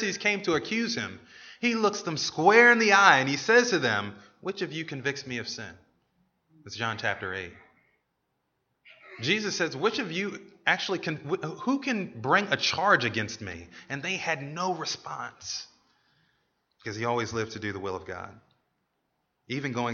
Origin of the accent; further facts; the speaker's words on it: United States; As American citizens